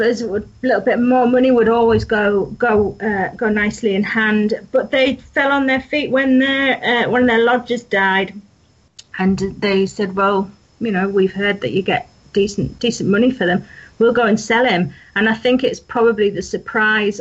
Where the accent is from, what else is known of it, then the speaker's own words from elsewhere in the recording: Yorkshire and the Humber, United Kingdom; I'm from North Yorkshire. You can probably tell by my accent